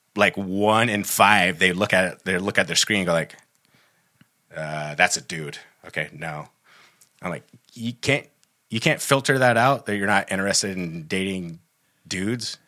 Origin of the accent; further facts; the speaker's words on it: Humboldt County, Northern California, United States; we grew up in Humboldt County, which is actually Northern California